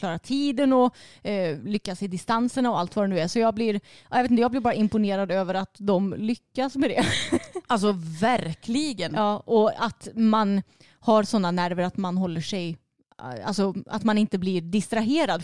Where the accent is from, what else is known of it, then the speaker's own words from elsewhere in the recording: Sweden; för mig som är svensk